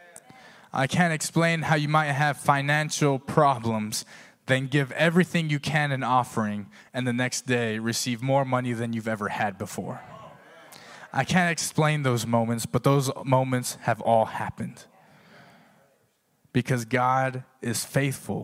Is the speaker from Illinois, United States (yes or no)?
no; Texas, United States; moved away; I'm from Texas